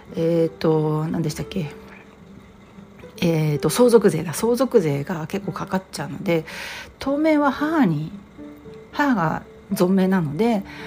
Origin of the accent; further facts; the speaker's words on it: Japan; now in United States; 一人でわざわざアメリカから日本に来て一人でその誇り臭い老朽化した実家に入って